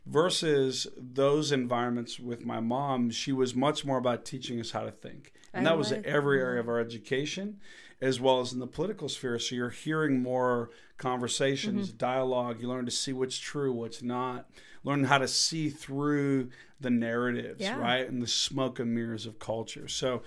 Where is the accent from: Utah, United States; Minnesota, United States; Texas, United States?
Minnesota, United States; because I grew up homeschooled in the Midwest of the U.S. of A. in Minnesota.